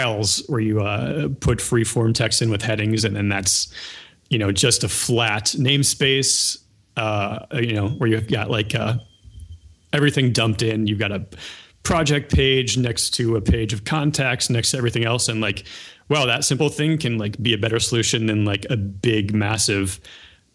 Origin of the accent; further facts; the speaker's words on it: Ohio, United States; I grew up in Ohio